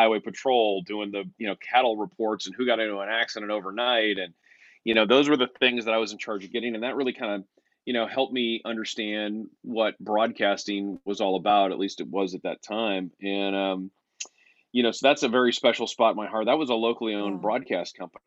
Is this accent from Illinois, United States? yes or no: no; California, United States; the lowest rated radio station in my hometown